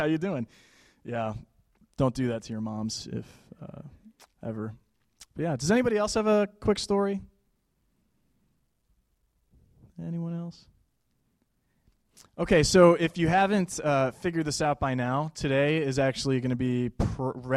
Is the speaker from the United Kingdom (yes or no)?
no; Buffalo, New York, United States; I'm from Buffalo, New York